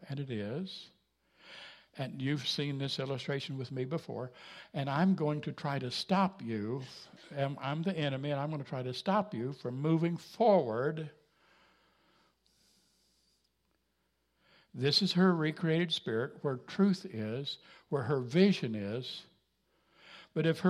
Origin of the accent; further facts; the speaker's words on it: Jasper, Missouri, United States; I come from Jasper, Missouri